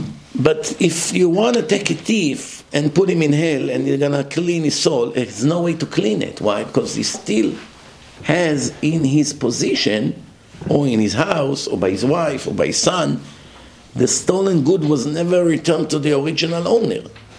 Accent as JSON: {"language": "English", "region": "Florida", "country": "United States", "said": "I'm only 5'5\". I'm dark. He was blonde. We're not the same. He was from New York. I'm from Florida."}